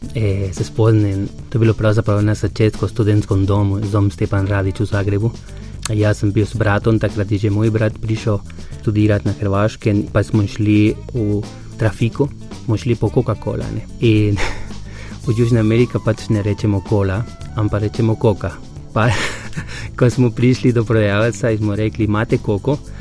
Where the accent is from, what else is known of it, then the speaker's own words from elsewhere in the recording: Paraguay; Slovenian is a second language; moved away as an adult; now in Slovenia; sem iz Paragvaja